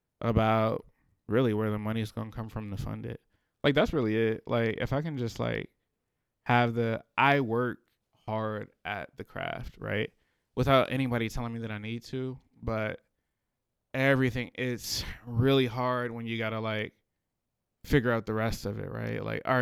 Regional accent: Richmond, Virginia, United States; I'm from the city. Grew up in a city. I grew up in Randolph area, and then I grew up in Carver, like between the two. So really from the city. But yeah, really, really, really from the city of Richmond.

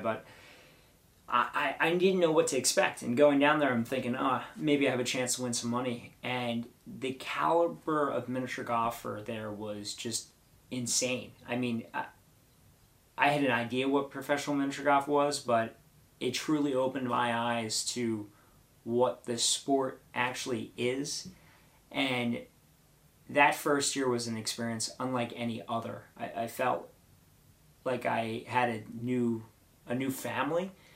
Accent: Ocean City, New Jersey, United States; also born or lived in Linwood, New Jersey; Originally grew up in Ocean City, New Jersey

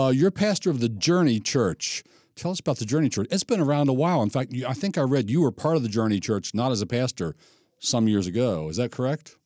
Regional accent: Gettysburg, Pennsylvania, United States; now in Maryland, United States; I'm Gettysburg, Pennsylvania, born and raised

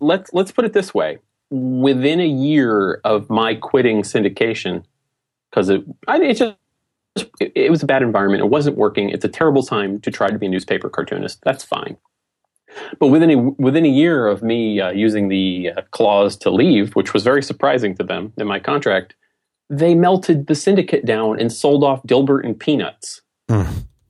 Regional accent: New England, United States; I'm from New England

